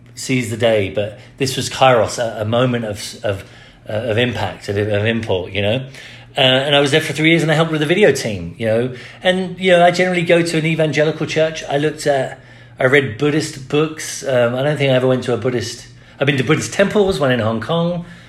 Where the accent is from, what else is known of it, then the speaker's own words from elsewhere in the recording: England, United Kingdom; now in United States; I grew up in the Church of England. When I moved to America